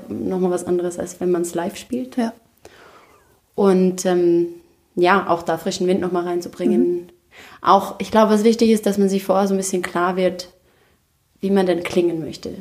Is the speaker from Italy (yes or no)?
no; Austria; also born or lived in New York; Ich bin ja aus Österreich.